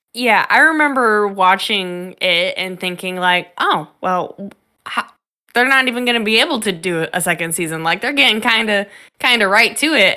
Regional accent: Chicago, Illinois, United States; my hometown, Chicago

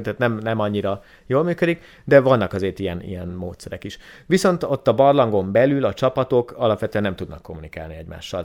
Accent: Hungary; moved away as an adult; also born or lived in Szeged; Én a Börzsönyben nőttem föl

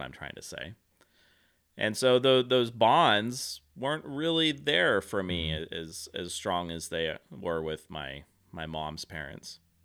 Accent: Central Valley, California, United States; also born or lived in Central Coast; growing up in the Central Valley

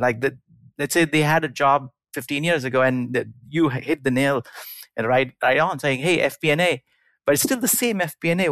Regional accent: India; moved away; i grew up in india

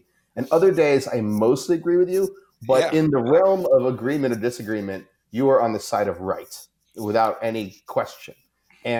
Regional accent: New York, United States; I'm from New York.

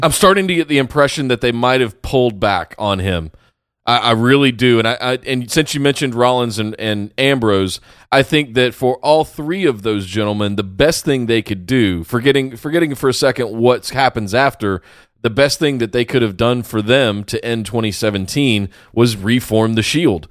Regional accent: Charlotte, North Carolina, United States; my hometown.

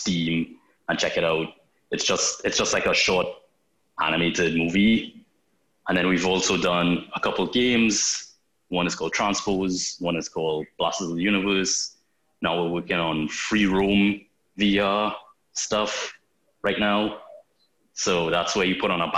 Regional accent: Trinidad & Tobago; now in Toronto, Canada; I'm from Trinidad in the Caribbean

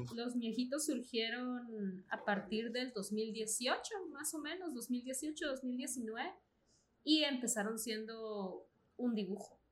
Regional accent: Guatemala; soy guatemalteca

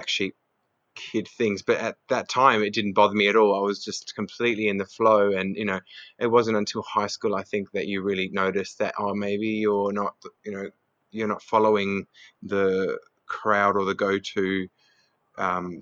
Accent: Adelaide, South Australia, Australia; I was born in Adelaide. I'm of Greek heritage. I've got a brother, and I grew up in the foothills of Adelaide

